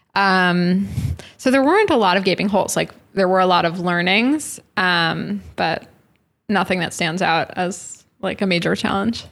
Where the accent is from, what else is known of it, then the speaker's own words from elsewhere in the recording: New York City, New York, United States; New York City